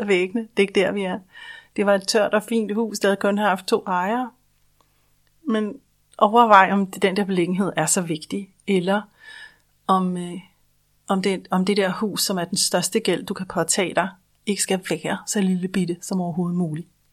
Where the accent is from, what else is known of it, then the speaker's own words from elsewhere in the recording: Denmark; Vi er i Danmark jo en husejernation.